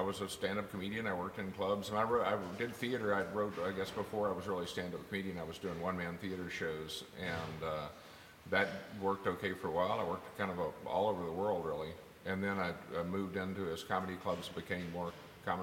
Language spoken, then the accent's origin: English; West Texas, United States; I grew up in West Texas